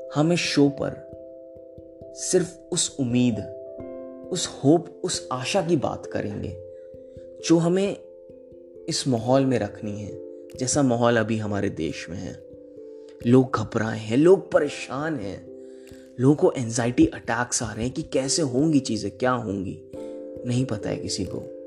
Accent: Prayagraj, Uttar Pradesh, India; moved away as an adult; now in Jalandhar, India; इलाहाबाद का रहने वाला हूं माफ करिएगा प्रयागराज का

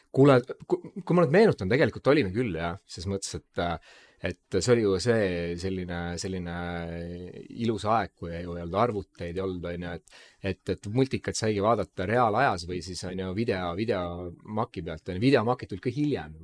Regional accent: Tallinn, Harju County, Estonia; me mõlemad oleme kasvanud üheksakümnendate Mustamäel

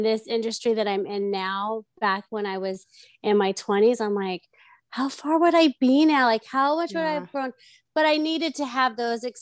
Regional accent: Orange, California, United States; I grew up in Orange and then went to high school, elementary school, middle school, high school, all in Orange

